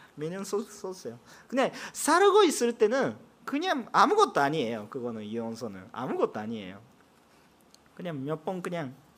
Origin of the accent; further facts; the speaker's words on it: Japan; Korean is a second language; 제가 일본 사람이기